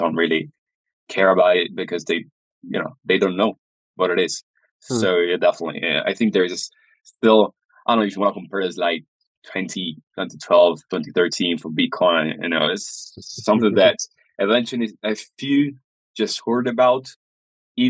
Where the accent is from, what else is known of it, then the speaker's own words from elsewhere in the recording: near Venice, Veneto, Italy; I was born close to Venice